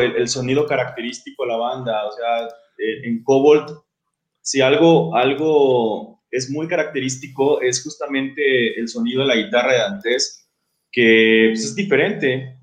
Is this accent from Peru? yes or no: no; Guadalajara, Jalisco, Mexico; yo soy de Guadalajara